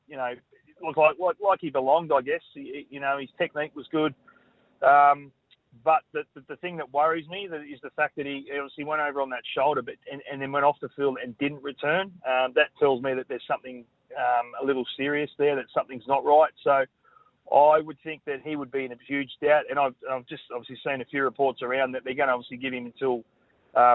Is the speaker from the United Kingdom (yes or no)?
no; Queensland, Australia; as a Queenslander